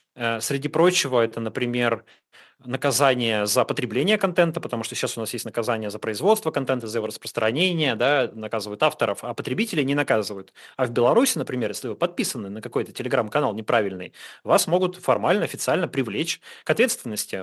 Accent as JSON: {"language": "Russian", "region": "Urals", "country": "Russia", "said": "Я сам с Урала, я знаю этот регион"}